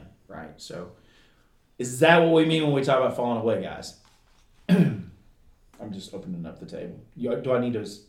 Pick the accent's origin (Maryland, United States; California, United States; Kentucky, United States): Kentucky, United States; southeastern; accent: Kentucky; Where I'm from southeastern Kentucky, if you can't ever tell by my accent. And in the mountains of southeastern Kentucky, in Appalachia